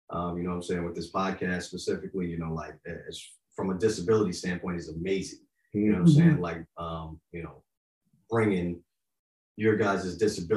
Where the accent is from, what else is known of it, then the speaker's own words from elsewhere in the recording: Yonkers, New York, United States; also born or lived in Florida; now in Tennessee, United States; I grew up in Yonkers. I'm a city boy living in the South.